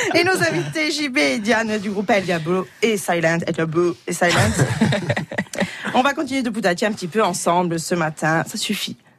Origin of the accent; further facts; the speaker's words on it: Corsica, France; chez nous en Corse